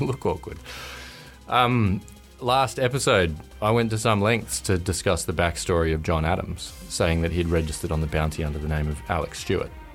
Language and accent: English; Norfolk Island; I grew up on Norfolk Island